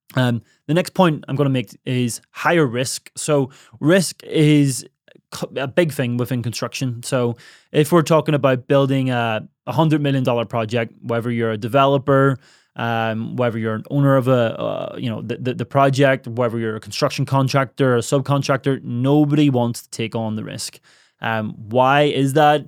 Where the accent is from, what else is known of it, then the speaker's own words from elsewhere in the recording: Ireland; moved away; my hometown in Ireland